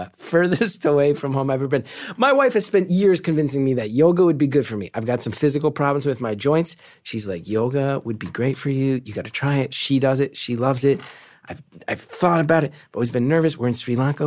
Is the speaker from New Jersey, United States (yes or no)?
yes; New Jersey, United States; I'm from North Jersey